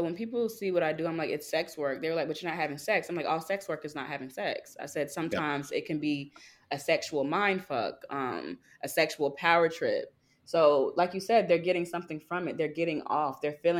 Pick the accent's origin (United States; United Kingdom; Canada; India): United States; the South; Cause it's like, I'm from the South. Southern sweetheart was never this mean growing up